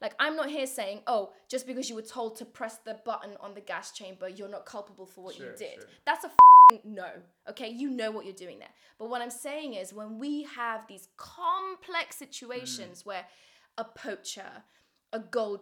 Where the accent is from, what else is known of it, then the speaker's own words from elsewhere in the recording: Kabul, Afghanistan; moved away; in my hometown of Kabul